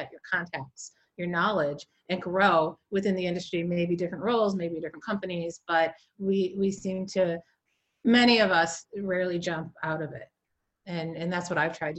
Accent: Chicago, Illinois, United States; also born or lived in Iowa; I'm from the North Side, Rogers Park

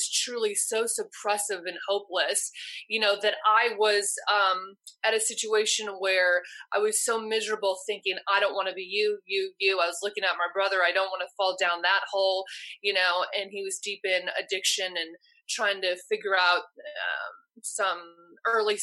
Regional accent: Los Angeles, California, United States; I was from Los Angeles

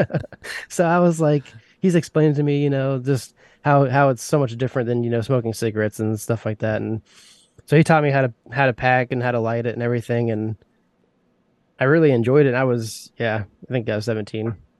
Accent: Indiana, United States; I grew up in a small town of Indiana

